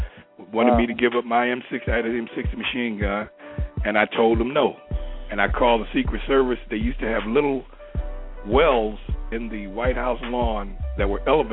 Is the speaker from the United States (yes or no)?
yes; Chicago, Illinois, United States; moved away as an adult; also born or lived in New York City; I was born and raised in Chicago